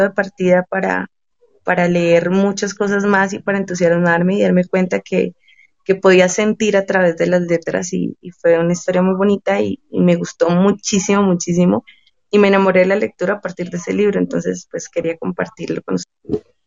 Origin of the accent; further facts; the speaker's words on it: Boyacá, Colombia; la región de donde yo soy, yo soy boyacense, soy colombiana